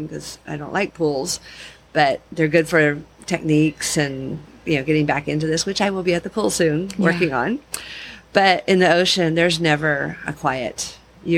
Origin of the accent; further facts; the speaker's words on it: Torrance, California, United States; now in Hawaii, United States; I grew up in Southern California in Torrance near Redondo Beach